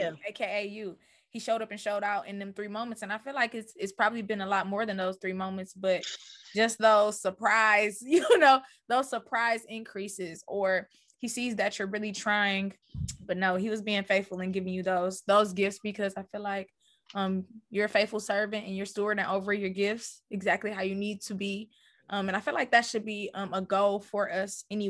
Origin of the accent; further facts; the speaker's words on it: Detroit, Michigan, United States; my hometown, Detroit, Michigan